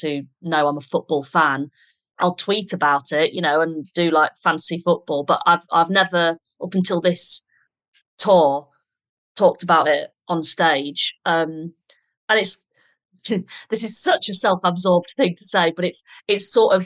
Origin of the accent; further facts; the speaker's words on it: the north of England, United Kingdom; being a Northerner